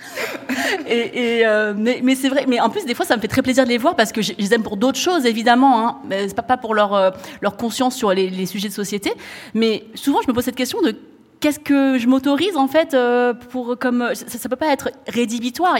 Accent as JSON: {"language": "French", "country": "France", "said": "je suis française, chinoise, cambodgienne de par ma, ma famille"}